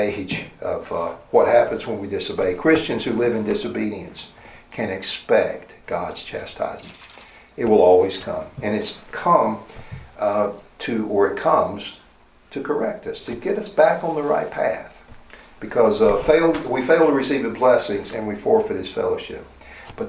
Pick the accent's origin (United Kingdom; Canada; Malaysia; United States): United States; the South; I grew up in the South